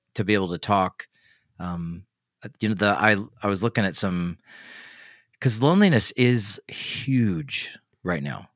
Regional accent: Tennessee, United States; moved away; I'm from Tennessee, so we say root

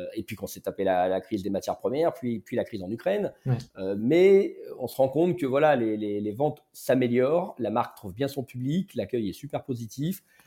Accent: Lyon, Auvergne-Rhône-Alpes, France; J'ai grandi à Lyon

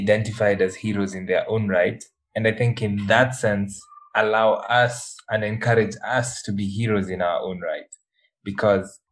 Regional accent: Kenya; I'm a Kenyan

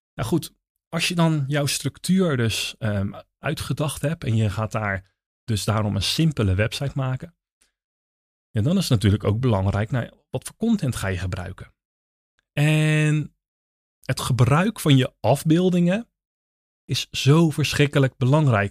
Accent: Netherlands; wij zijn Nederlanders

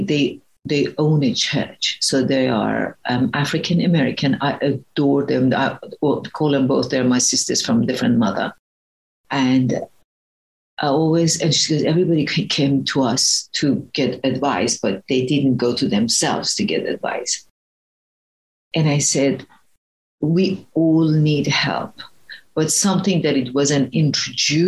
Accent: Iran; English is a second language; moved away; I was a very fat kid growing up, and I'm originally from Iran

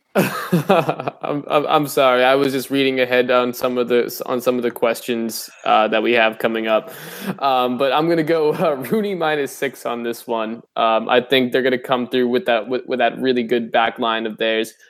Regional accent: New England, United States; moved away; I'm from New England

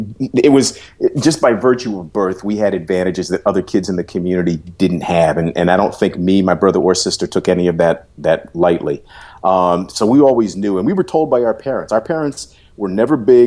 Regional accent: New York City, New York, United States; moved away as an adult; my being a New Yorker, by being from Harlem

